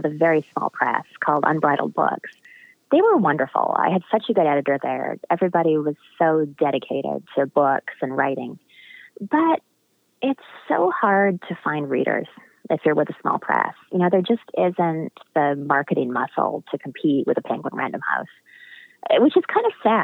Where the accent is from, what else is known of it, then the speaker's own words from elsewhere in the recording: Western Canada, British Columbia, Canada; I grew up in Western Canada and British Columbia.